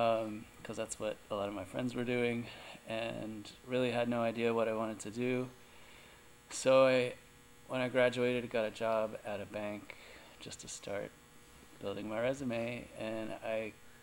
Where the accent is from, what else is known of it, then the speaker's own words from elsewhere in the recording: Jacksonville, Florida, United States; I grew up outside of Jacksonville, Florida, which is Northeast Florida. I was on 3 acres with my family